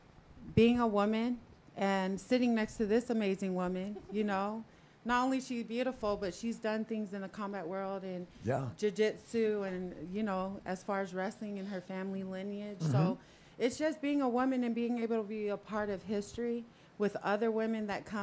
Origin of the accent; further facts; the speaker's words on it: Tonga; moved away; I come from a small island. We're from the South Pacific, Tonga, Hawaii, Samoa. So for me, I'm a big Tongan woman